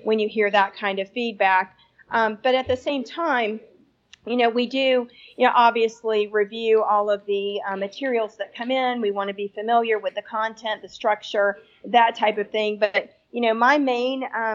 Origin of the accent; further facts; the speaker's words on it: Atlanta, Georgia, United States; I'm from Atlanta